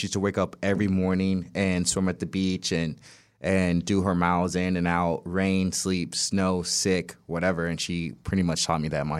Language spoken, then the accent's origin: English; St. Louis, Missouri, United States; born there; So like I was born in St. Louis, Missouri, and then my mom decided to move to California